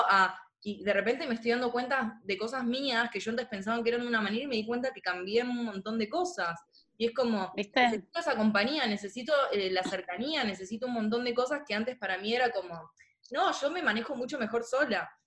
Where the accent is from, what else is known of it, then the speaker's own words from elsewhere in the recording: Argentina; como argentinos